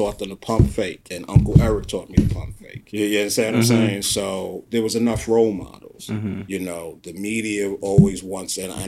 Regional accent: New York City, New York, United States; growing up in South Jamaica, Queens

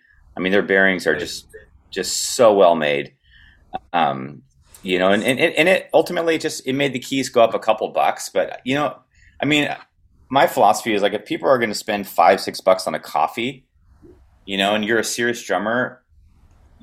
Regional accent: Southern California, United States; grew up skateboarding and I'm from Southern California

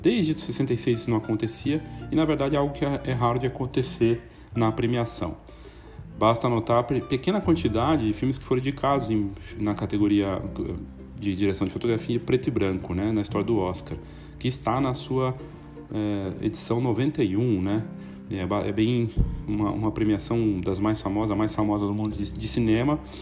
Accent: Brazil; a gente, todos nós como brasileiros

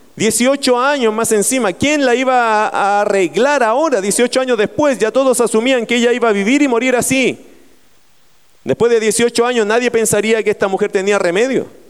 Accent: Talagante, Santiago Metropolitan Region, Chile; moved away; Yo vengo de la tierra de Talagante, se llama la tierra de las brujas.

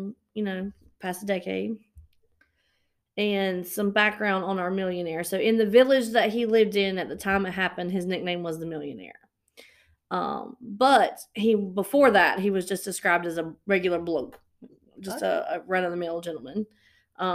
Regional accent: the South, United States; we're from the South

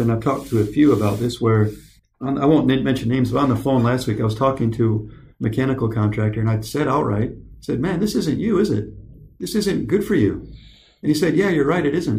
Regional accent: Michigan, United States; also born or lived in California; I left, we left our father behind when I was nine years old. We drive across country to Michigan

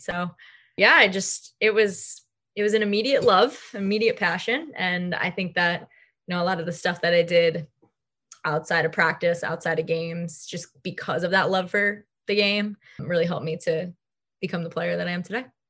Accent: Long Island, New York, United States; I grew up on Long Island.

